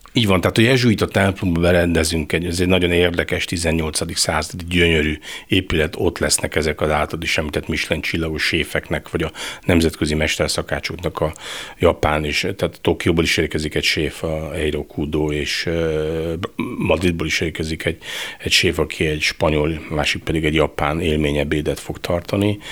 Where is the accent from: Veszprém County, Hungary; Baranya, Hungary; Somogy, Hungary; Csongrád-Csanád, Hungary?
Veszprém County, Hungary; Veszprém; also born or lived in Balatonalmádi; ahol én fölnőttem, noha én Veszprémi vagyok, de mi Veszprémiek de Almádiban nőttem fel, tehát minden nyaramat Almádiba töltöttem